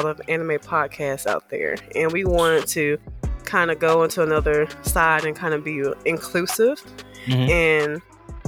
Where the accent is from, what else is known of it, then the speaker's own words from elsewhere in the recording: the South, United States; also born or lived in Birmingham; I am from the South.